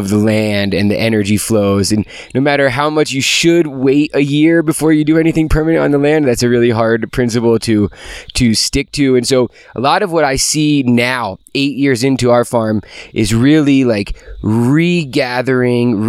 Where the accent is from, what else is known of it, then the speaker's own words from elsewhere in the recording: New Jersey, United States; moved away; growing up in New Jersey, kind of near the coast, these flat sandy soils